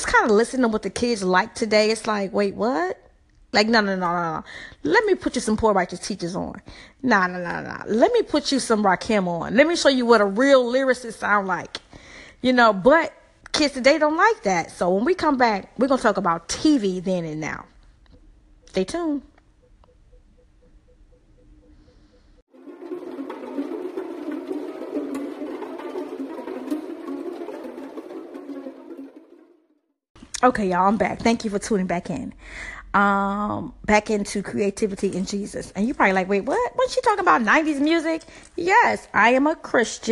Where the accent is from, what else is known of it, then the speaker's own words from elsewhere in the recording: the South, United States; I'm from the South, so it's HBCUs everywhere